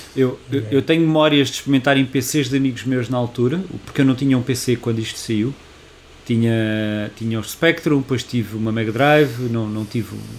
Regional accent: Portugal; nós somos portugueses

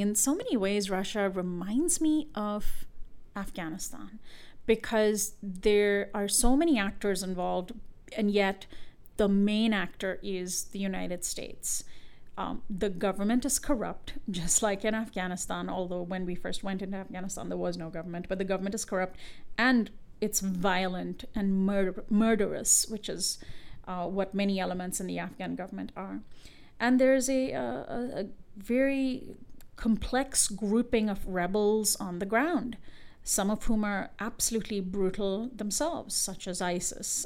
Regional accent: India; moved away; I'm from India.

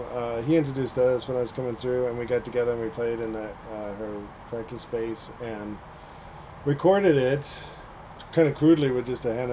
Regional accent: San Jose, California, United States; I grew up in San Jose.

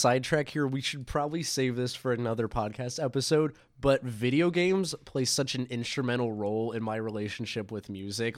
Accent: Atlanta, Georgia, United States; now in Chicago, United States; I'm originally from Atlanta

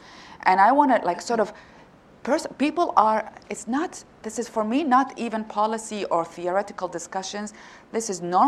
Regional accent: Iraq; now in United States; as someone who is born and raised in Iraq, Muslim-dominated country.

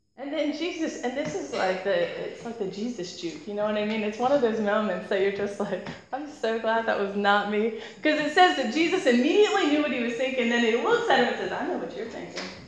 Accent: United States; now in United Kingdom; As an American

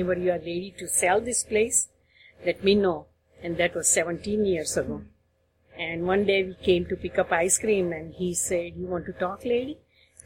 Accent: Ahmedabad, Gujarat, India; moved away as an adult; also born or lived in Central Illinois; now in Columbus, United States; I was born and raised in Ahmedabad, and then we got married, and I came to United States in 1975.

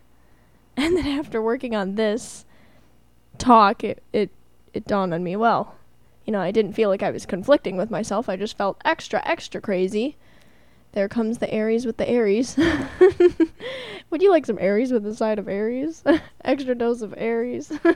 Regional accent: Milwaukee, Wisconsin, United States; I was born in Milwaukee

